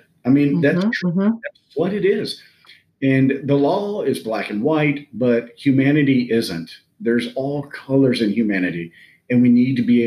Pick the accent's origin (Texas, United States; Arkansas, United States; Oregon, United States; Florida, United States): Texas, United States; I'm from Texas